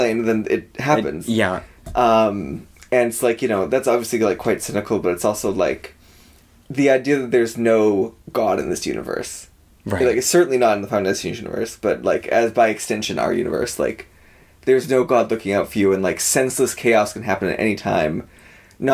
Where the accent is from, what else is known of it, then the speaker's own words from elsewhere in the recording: Boston, Massachusetts, United States; I'm from Massachusetts, where we have one of the top five deadliest highways in the whole country, Route 24, Death Valley